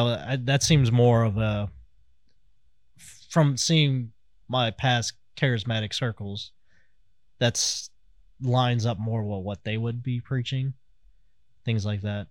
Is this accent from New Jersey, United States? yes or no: no; Kansas City, Missouri, United States; I'm from Kansas City